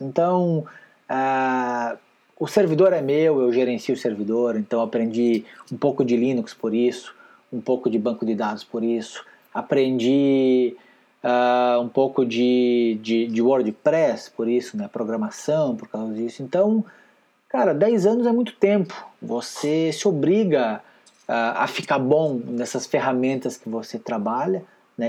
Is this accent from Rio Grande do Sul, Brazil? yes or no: yes; Rio Grande do Sul, Brazil; moved away as an adult; also born or lived in Paraná / Curitiba; eu nasci e fui criado lá no Rio Grande Amado, sou gaúcho